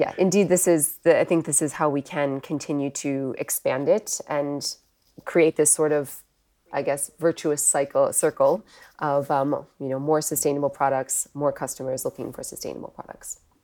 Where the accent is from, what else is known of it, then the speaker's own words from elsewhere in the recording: Wisconsin, United States; moved away as an adult; also born or lived in Europe; I'm actually from the U S originally. I grew up, uh, in the Midwest in Wisconsin